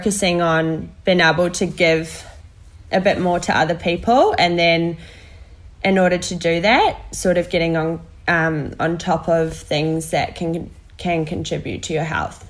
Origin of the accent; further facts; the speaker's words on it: New Zealand; I'm a Kiwi girl